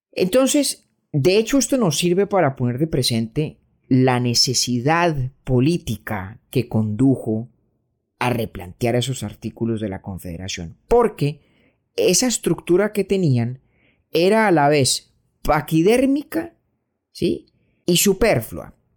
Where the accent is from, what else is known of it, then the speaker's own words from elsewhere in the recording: Colombia; also born or lived in Brooklyn, New York; now in New York, United States; nosotros, un par de pelagatos montañeros colombianos que ni ciudadanos, ni ciudadanos somos de los Estados Unidos